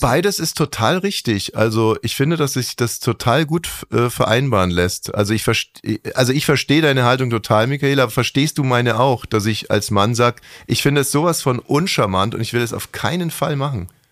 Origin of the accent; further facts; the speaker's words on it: Munich, Bavaria, Germany; now in Berlin, Germany; Ich komme ja aus München